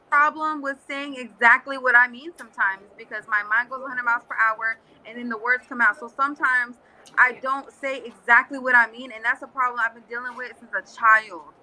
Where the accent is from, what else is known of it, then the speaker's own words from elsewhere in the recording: California, United States; English is a second language; now in Florida, United States; When people ask me where I'm from, I say California because that's where I'm from. I'm from California